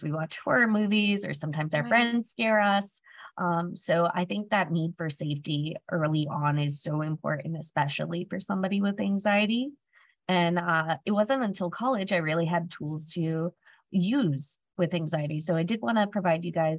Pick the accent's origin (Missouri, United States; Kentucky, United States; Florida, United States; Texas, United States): Florida, United States; I was from Florida